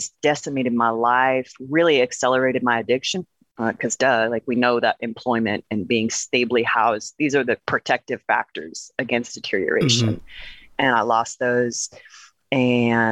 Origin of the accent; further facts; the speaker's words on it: Portland, Oregon, United States; born and raised in Portland, Oregon